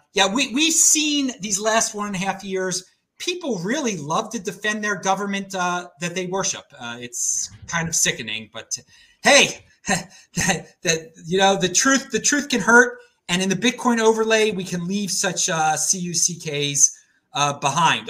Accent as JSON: {"language": "English", "town": "Baltimore", "region": "Maryland", "country": "United States", "moved": "yes", "said": "I'm from the Northeast. I'm from Baltimore"}